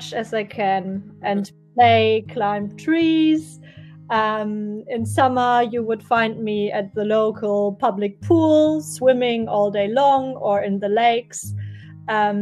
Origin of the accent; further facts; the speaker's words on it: Germany; moved away; I was born in Germany and raised in a very small village with only 11,000 inhabitants